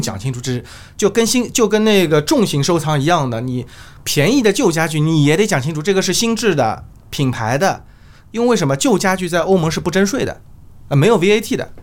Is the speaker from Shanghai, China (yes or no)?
yes; Shanghai, China; 我们上海人叫老头儿